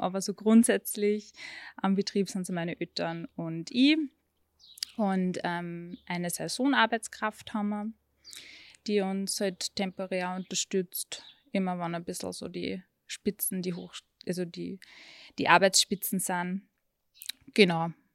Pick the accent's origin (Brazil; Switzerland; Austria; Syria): Austria; Würmla, Lower Austria; Ich bin zwar aufgewachsen am Bauernhof